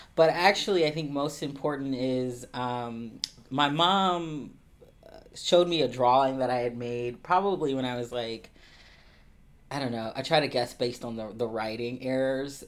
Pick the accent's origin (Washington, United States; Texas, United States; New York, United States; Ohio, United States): Ohio, United States; Columbus; I'm originally from Columbus, Ohio. I'm a, a Midwesterner through and through